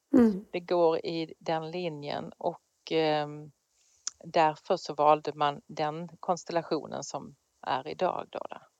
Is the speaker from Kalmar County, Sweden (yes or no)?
no; Skåne, Sweden; moved away; där har jag jobbat men då i Skåne där jag kommer ifrån.